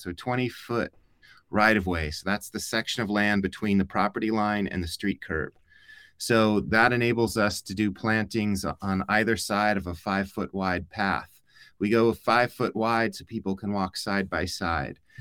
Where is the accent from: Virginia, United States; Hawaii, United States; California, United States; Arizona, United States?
Arizona, United States; Tucson; I grew up in Tucson, but my family's not from here